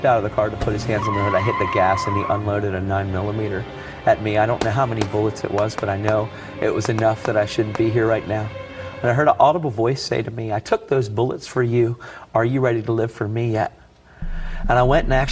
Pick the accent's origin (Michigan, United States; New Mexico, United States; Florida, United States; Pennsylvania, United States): Pennsylvania, United States; Elizabethtown; I grew up in the Masonic Homes in Elizabethtown